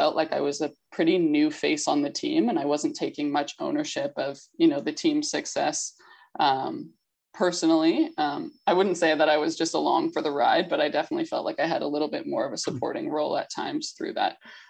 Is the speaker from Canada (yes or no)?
yes; Canada; I think for me growing up in Canada specifically, the Olympics was the thing that I knew about first.